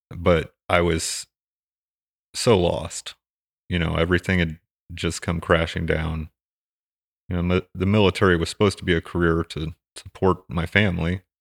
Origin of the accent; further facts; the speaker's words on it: Hutchinson, Kansas, United States; also born or lived in Fort Campbell, Kentucky; I grew up in Kansas, in the middle of Kansas, in this somewhat small community